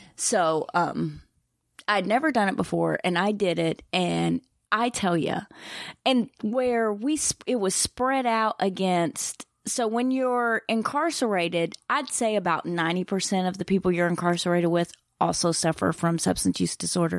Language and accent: English; Eastern Kentucky, United States; I'm from Eastern Kentucky